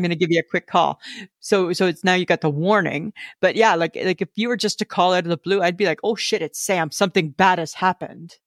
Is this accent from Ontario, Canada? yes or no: yes; Southern Ontario, Canada; moved away as an adult; also born or lived in Manitoba; I grew up in Ontario